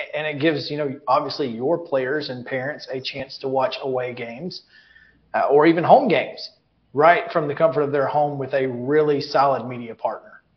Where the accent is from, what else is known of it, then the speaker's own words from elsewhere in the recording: Alabama, United States; now in Tennessee, United States; I'm from Alabama